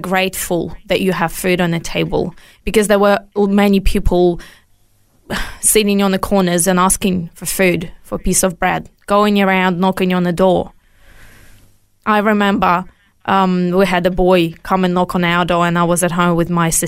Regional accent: Ukraine; now in Australia; I was born in Soviet Union 5 years before it collapsed.

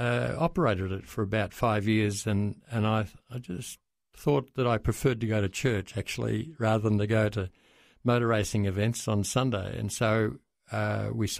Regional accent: Melbourne, Victoria, Australia; I'm a Melbourne boy. I was born in Brighton in 1946

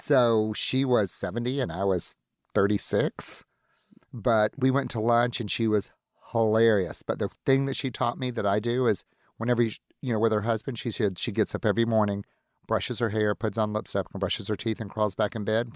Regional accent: the Old South, United States; moved away as an adult; now in Seattle, United States; I'm from the Old South

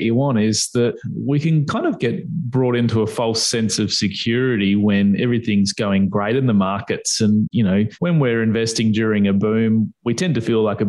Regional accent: Perth, Western Australia, Australia; my hometown of Perth.

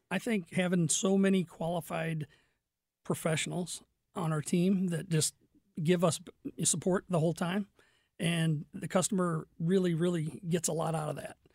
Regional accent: Fenton, Missouri, United States; also born or lived in Crestwood, Missouri / Kirkwood, Missouri; I grew up in Fenton

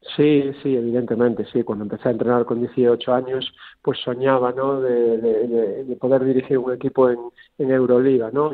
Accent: Galicia, Spain; como gallego que soy

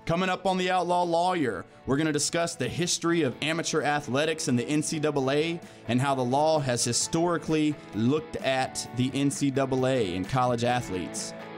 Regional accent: Clayton, North Carolina, United States; grew up in Clayton, born and raised, live in Clayton now.

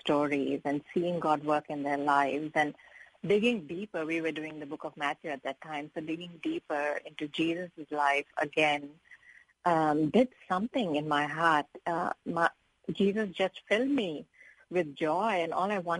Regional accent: India; moved away as an adult; now in United States; I come from India, which is kind of a patriarchal society

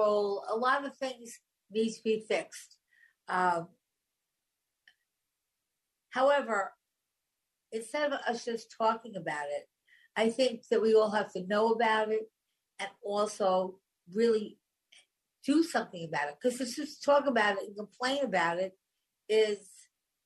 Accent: Long Island, New York, United States; I grew up on Long Island. I spent half my life there.

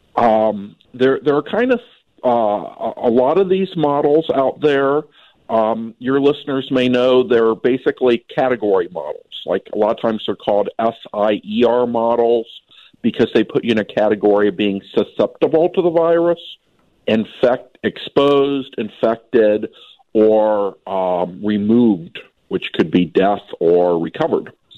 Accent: Minnesota, United States; as a Minnesotan

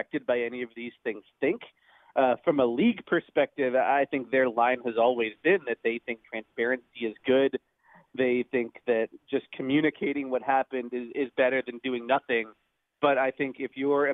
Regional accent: Toronto, Ontario, Canada; I'm from Toronto

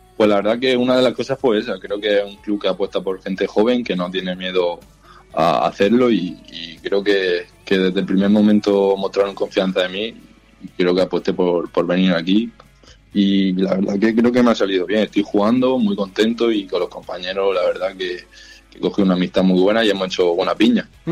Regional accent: Murcia, Region of Murcia, Spain; moved away as an adult; now in Miranda de Ebro, Spain; yo soy de Murcia

